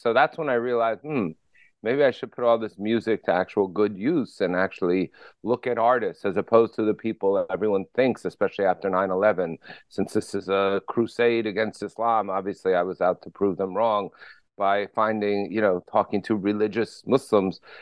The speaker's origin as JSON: {"language": "English", "town": "Paterson", "region": "New Jersey", "country": "United States", "tie": "born or raised there", "said": "I grew up in Paterson, New Jersey"}